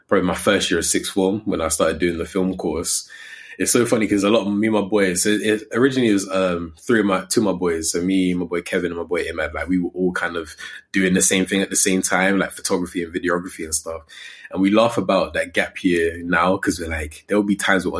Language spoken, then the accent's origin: English; Coventry, West Midlands, United Kingdom; also born or lived in London; I grew up in Coventry